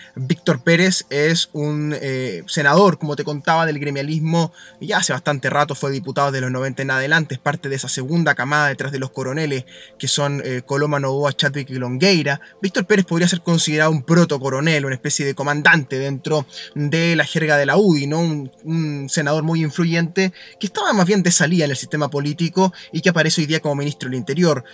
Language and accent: Spanish; Chile